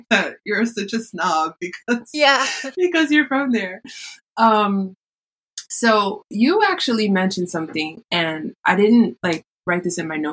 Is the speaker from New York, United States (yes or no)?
yes; New York City, New York, United States; I am from New York City